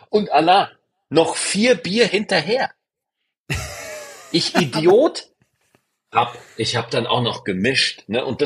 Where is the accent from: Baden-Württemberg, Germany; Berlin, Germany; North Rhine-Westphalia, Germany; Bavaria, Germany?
Bavaria, Germany; Es gab bei uns in Niederbayern, gab es diese 1-Euro-Partys.